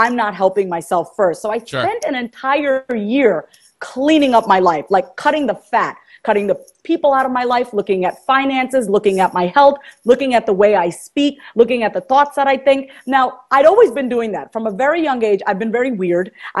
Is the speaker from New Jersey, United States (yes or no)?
no; New York, United States; moved away as an adult; now in Kansas, United States; I'm from New York.